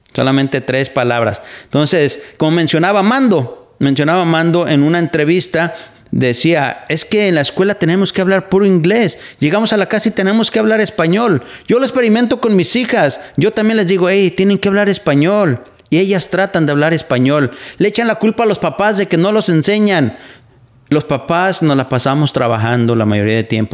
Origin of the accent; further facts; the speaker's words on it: Mexico; now in Pacific Northwest, United States; yo nací en México, soy mexicano